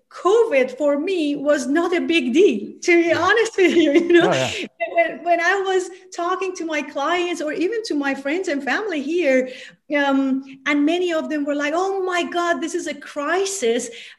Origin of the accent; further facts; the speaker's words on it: Tehran, Tehran Province, Iran; So I was born and raised in Tehran, in the country of Iran.